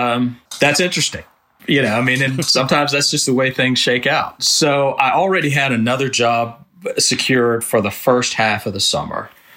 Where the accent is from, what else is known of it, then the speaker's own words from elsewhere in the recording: Alabama, United States; I'm an architecture major. You know, I grew up in Alabama.